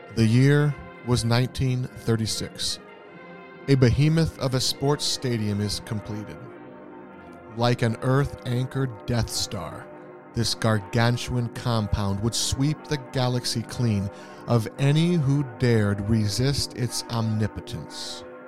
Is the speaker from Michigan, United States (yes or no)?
yes; East Lansing, Michigan, United States; I grew up in East Lansing, Michigan